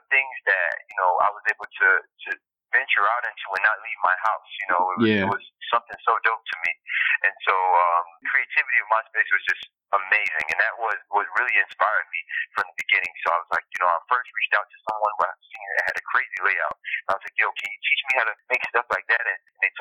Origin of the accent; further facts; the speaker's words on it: Miami, Florida, United States; moved away as an adult; now in New York, United States; I'm from Miami, now moving to New York